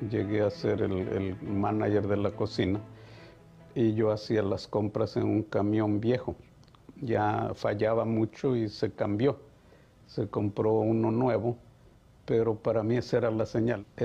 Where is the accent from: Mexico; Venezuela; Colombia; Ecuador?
Mexico; moved away as an adult; somos muy necios en nosotros como mexicanos, en mi caso.